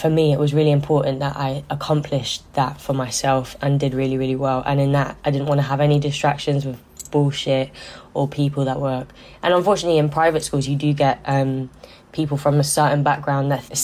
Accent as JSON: {"language": "English", "region": "London", "country": "United Kingdom", "tie": "born or raised there", "said": "I'm originally from South London. My mum, when I was 14, decided to move to West London to Ladbroke Grove"}